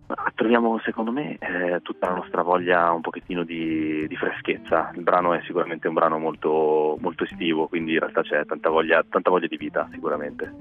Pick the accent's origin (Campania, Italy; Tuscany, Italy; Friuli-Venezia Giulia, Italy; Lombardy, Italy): Lombardy, Italy; Milan; nati a Milano, nati e cresciuti a Milano, in questa zona che adesso è diventata quasi in, famosa, vo- in voga, che è, che è la zona di Nolo